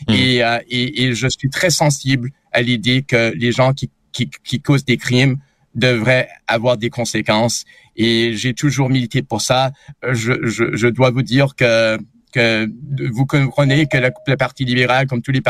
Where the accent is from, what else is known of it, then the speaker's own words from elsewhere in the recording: Montreal, Quebec, Canada; québécois, canadien, montréalais. Je suis quelqu'un qui, qui, qui sent très à l'aise dans mon pays